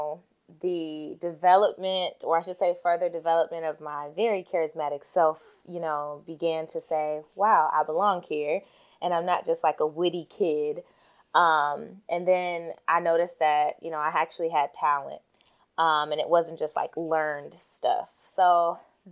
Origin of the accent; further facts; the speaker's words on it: Chicago, Illinois, United States; I am born and raised in Chicago